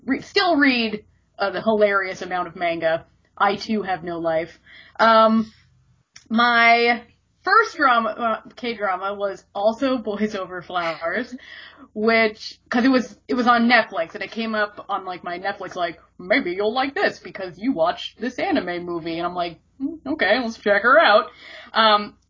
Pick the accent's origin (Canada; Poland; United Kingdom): Canada; I am Canadian